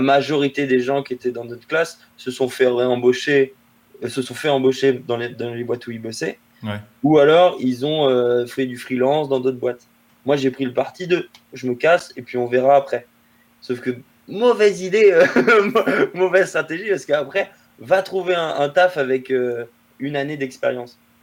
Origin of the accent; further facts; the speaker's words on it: La Rochelle, Nouvelle-Aquitaine, France; moved away; also born or lived in Rennes / Paris; je viens de La Rochelle, une toute petite ville euh, sur la côte atlantique en France.